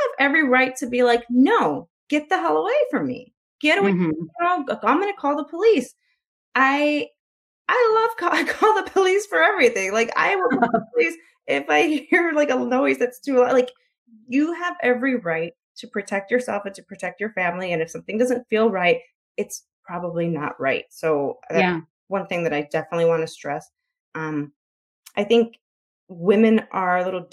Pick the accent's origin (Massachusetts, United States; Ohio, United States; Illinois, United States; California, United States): Illinois, United States; Chicago; I'm from Chicago, so I live in a city